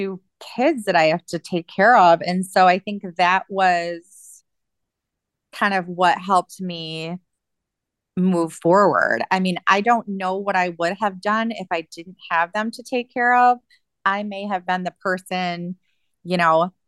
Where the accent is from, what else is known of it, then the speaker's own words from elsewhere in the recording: Michigan, United States; also born or lived in Alaska; now in Ohio, United States; I grew up in Michigan, but now my family is all here. I chose Ohio to be closer to my sister